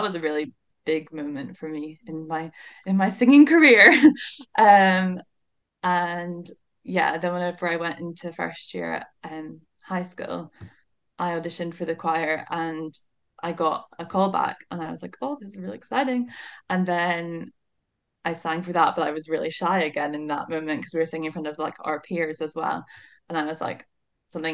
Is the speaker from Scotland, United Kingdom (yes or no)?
no; Northern Ireland, United Kingdom; moved away as an adult; now in Aberdeen, United Kingdom; I come from Northern Ireland